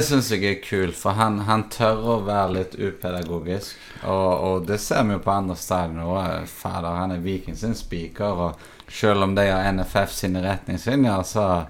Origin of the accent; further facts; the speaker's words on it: Haugesund, Rogaland, Norway; moved away; det er jo egentlig min hjemby Haugesund.